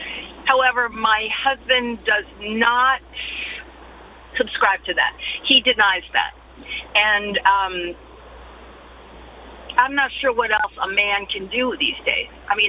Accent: the New York suburbs, United States; now in Stamford, United States; I was born and raised in the New York suburbs, also Republican parents, but am a very progressive Democrat.

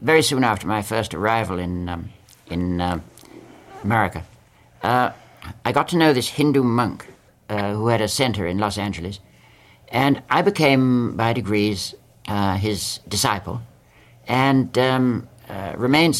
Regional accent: England, United Kingdom; moved away as an adult; now in United States; I always think of myself as English.

